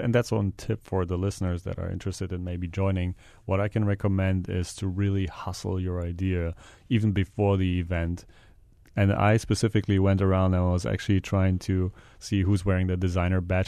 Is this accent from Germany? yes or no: yes; Germany; moved away as an adult; now in Hawaii, United States; I'm from Germany.